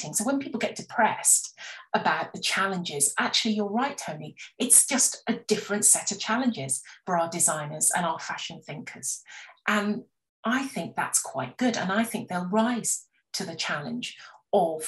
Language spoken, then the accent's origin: English; West Country, South West England, United Kingdom; I grew up in the West Country, and you ate what was in season